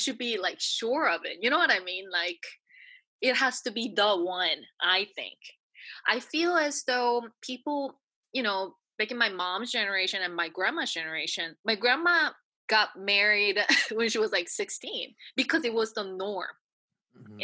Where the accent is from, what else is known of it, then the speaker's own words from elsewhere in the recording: New Zealand; moved away; also born or lived in United States / South Korea; I was brought up in New Zealand and I lived in the States